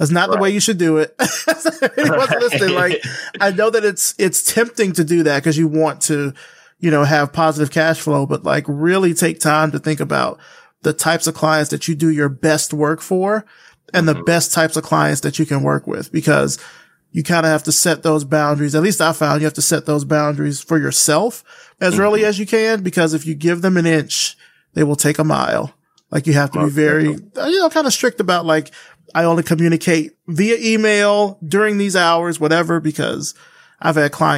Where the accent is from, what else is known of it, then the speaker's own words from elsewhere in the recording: Selma, Alabama, United States; I grew up in Alabama